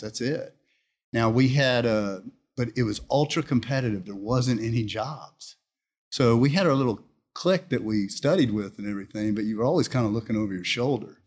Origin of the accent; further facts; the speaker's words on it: Houston, Texas, United States; I grew up here in Houston. Okay. I was born in Houston